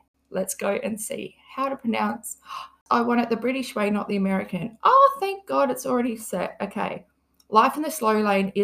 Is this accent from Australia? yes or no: yes; Australia; I'm from Australia. I don't even say Australia properly